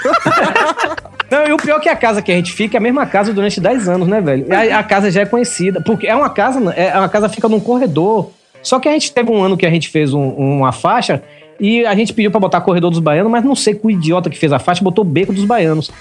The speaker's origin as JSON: {"language": "Portuguese", "region": "Bahia", "country": "Brazil", "also_born_or_lived": "Salvador", "moved": "as an adult", "lives_now": "Fortaleza, Brazil", "said": "eu sou baiano"}